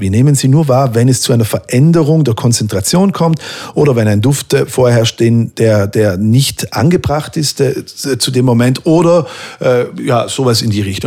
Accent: Merano, Trentino-Alto Adige, Italy; moved away; meiner Heimatstadt Meran

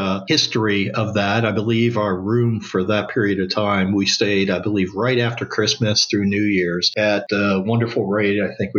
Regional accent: Chicago, Illinois, United States; I was born and raised in Chicago.

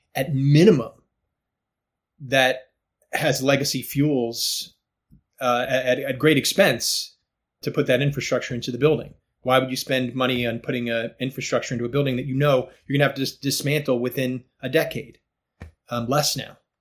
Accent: outside of Atlanta, Georgia, United States; I grew up in Georgia uh, in a suburban neighborhood outside of Atlanta.

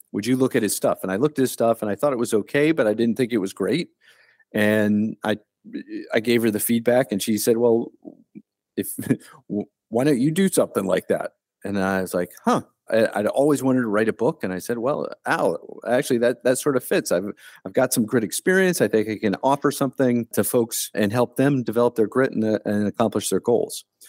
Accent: Delaware, Ohio, United States; moved away; I was born and raised in Delaware, Ohio

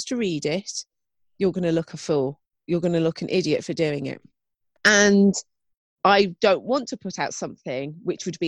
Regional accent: United Kingdom; us being British

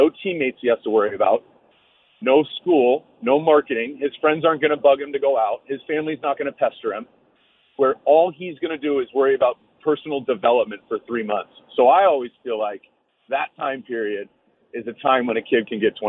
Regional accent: Dana Point, California, United States; we run a little program in Dana Point, California, my hometown.

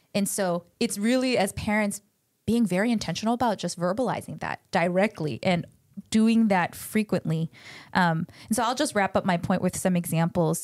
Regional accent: United States; first language Korean; I grew up speaking Korean, but lost a lot of it 'cause I grew up in America

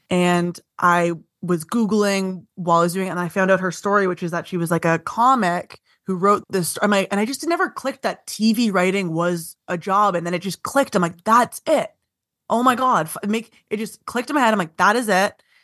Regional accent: Vaughan, Ontario, Canada; I'm from, uh, Vaughan.

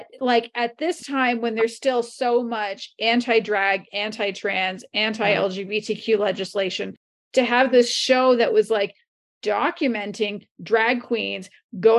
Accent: Canada; I'm a Canadian

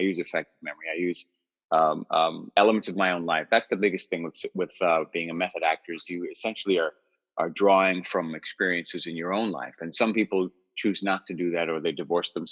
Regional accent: New York City, New York, United States; also born or lived in Long Island, New York; I was raised in New York City, and then we moved to the suburbs

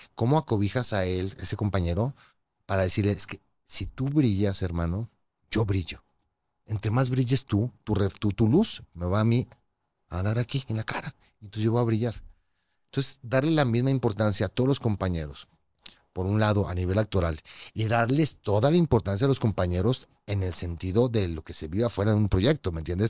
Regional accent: Torreón, Coahuila, Mexico; moved away; a Torreón de donde soy

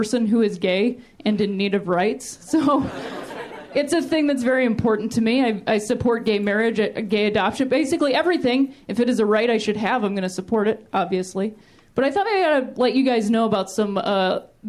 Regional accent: Ohio, United States; now in Los Angeles, United States; I'm from Ohio, which I like to call the thinking man's Indiana

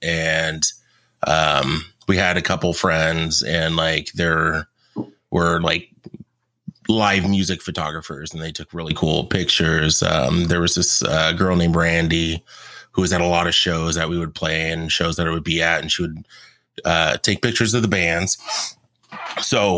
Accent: Tacoma, Washington, United States; I grew up on Hilltop

